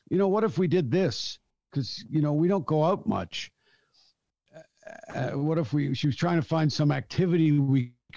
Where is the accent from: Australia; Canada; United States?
Canada; I'm a Canadian comedian